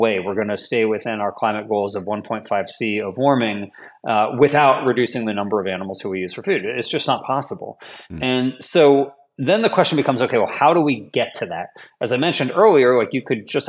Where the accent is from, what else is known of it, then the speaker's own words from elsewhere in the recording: Washington, District of Columbia, United States; I'm from the Washington, D.C. area